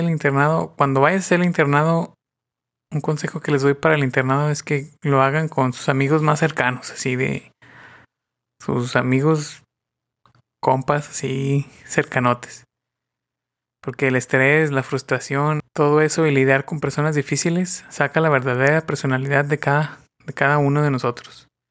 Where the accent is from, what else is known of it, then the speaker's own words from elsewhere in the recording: northern Mexico, Mexico; Soy del norte de México.